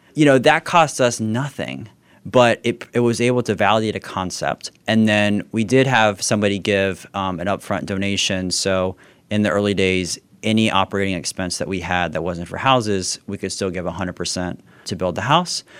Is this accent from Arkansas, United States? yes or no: no; South Florida, United States; I grew up down in South Florida, so as close to Haiti.